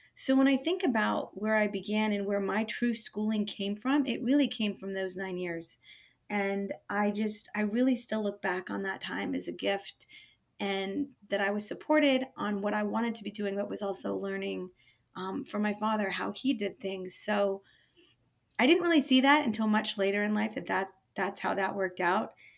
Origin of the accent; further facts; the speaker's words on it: Bay Area, California, United States; moved away as an adult; now in Portland, United States; So from the Bay Area, um, lived there most of my life until moving to Portland 10 years ago